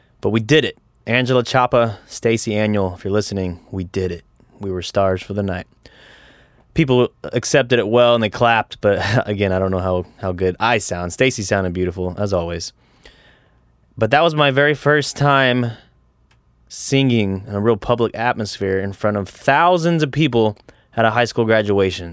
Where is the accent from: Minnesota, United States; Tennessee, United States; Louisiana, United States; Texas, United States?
Texas, United States; Pleasanton; I grew up in Pleasanton, Texas